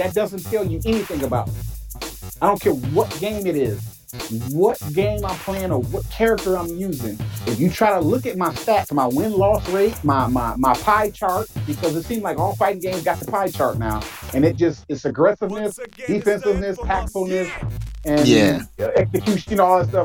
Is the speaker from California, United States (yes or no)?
no; Michigan, United States; I'm from Michigan